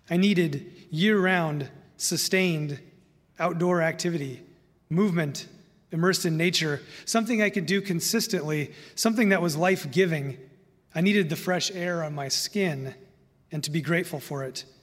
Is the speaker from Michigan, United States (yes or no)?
no; Indiana, United States; now in Minnesota, United States; Now, I love living in Minnesota. I'm a transplant from Indiana and some of the other places I've lived.